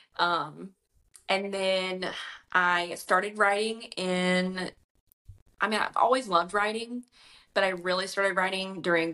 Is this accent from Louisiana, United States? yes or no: yes; Louisiana, United States; I'm from Louisiana